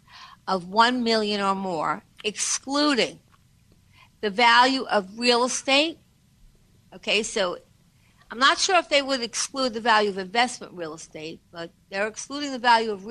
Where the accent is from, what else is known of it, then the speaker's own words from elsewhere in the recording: New York, United States; we're all from New York